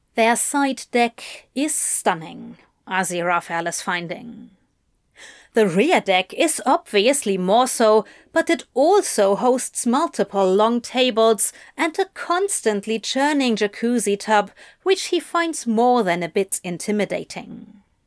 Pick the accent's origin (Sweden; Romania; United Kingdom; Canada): United Kingdom; England; moved away as an adult; I grew up near London